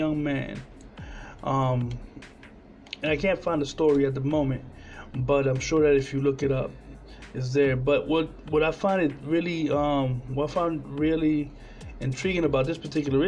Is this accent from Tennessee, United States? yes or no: no; Trenton, New Jersey, United States; My hometown in Trenton, New Jersey, probably still doesn't have clean water either.